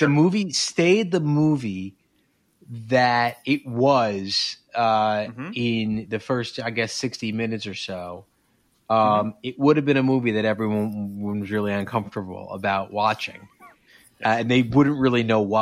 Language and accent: English; East Coast, United States; I'm from the East Coast